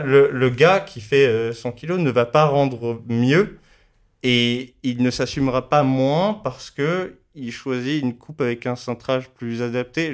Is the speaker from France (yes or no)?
yes; Paris, Île-de-France, France; j'ai grandi dans le Marais à Paris